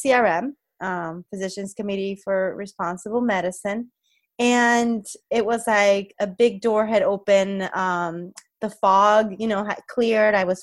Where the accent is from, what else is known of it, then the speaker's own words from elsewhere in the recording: Puerto Rico; moved away; I'm originally from Puerto Rico